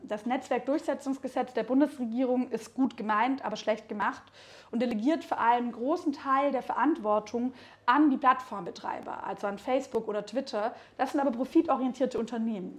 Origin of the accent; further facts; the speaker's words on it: Baden-Württemberg, Germany; now in Berlin, Germany; ich bin in Baden-Württemberg aufgewachsen, dann irgendwann nach Berlin gezogen